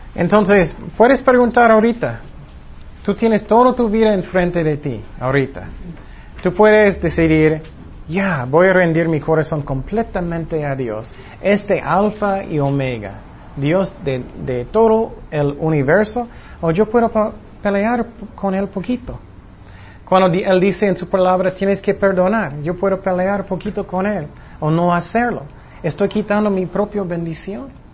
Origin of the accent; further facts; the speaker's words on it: Long Beach, California, United States; yo nací en Long Beach, California